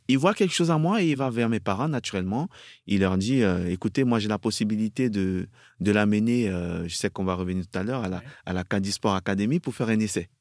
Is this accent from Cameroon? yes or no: yes; Cameroon; moved away as an adult; also born or lived in France; je suis encore tout gamin, je vois ça à la télé, chez moi au Cameroun, avec mes parents